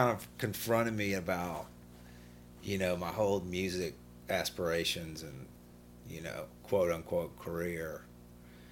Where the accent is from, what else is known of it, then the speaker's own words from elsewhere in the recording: Birmingham, Alabama, United States; also born or lived in Arab, Alabama / Montgomery, Alabama; moved here to Birmingham when I beginning in third grade, which I think would be, 82-ish